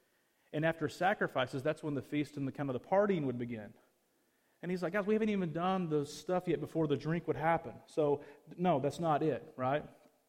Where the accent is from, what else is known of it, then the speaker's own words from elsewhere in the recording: Arkansas, United States; accent: Arkansas; also born or lived in Fort Lauderdale; I was in Fort Lauderdale for 10 years. It kind of beat my Arkansian accent out of me a little bit.